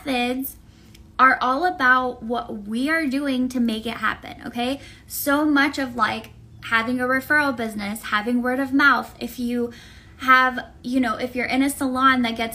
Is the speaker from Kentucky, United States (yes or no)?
no; Tampa, Florida, United States; I'm from Tampa, so we have Florida men, we have alligators, we have very strange weather.